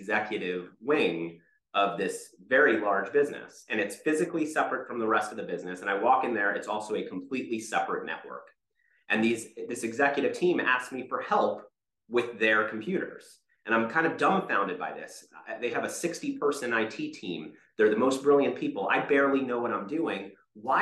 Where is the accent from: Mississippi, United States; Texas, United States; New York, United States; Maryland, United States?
Maryland, United States; Rockville; I grew up just outside of Washington, D.C. in Rockville, Maryland